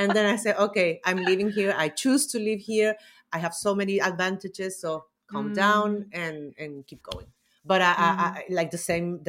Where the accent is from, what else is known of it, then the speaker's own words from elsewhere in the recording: Chile; I come from Chile.